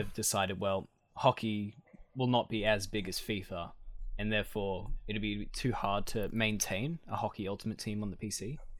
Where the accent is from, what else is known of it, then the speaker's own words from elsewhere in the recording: Scone, New South Wales, Australia; moved away as an adult; This will be my last, last time recording in Scone